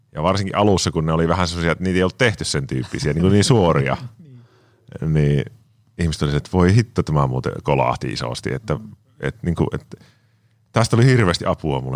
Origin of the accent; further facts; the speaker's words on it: Kuopio, North Savo, Finland; mä on lähtöisin Savosta, Kuopiosta